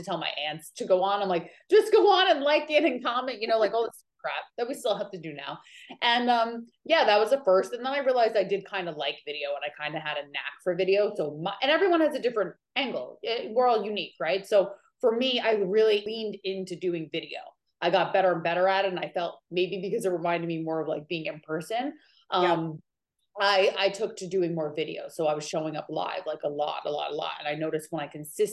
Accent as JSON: {"language": "English", "region": "New York", "country": "United States", "also_born_or_lived": "California", "moved": "as an adult", "lives_now": "Maui, United States", "said": "I am originally from New York, and now I live in Maui, Hawaii"}